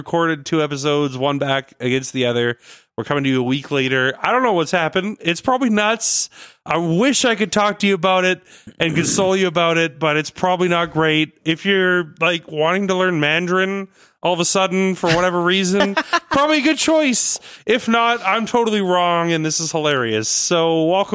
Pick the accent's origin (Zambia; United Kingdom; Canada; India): Canada; I'm a Canadian.